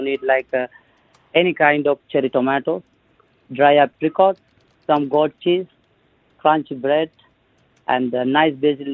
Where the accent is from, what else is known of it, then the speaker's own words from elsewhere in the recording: Sri Lanka; now in Dubai, United Arab Emirates; I'm from Sri Lanka.